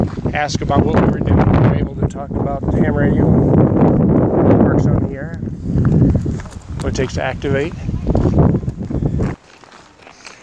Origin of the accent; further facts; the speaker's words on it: White Pigeon, Michigan, United States; We're actually from White Pigeon, Michigan